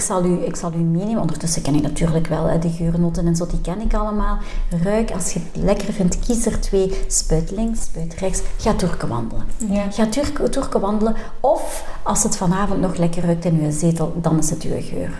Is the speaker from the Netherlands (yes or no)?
no; Leopoldsburg, Flanders, Belgium; wij zijn afkomstig van Leopoldsburg